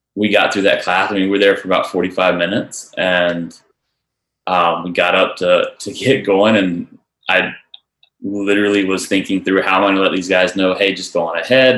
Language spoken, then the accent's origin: English; Charlotte, North Carolina, United States; I'm from Charlotte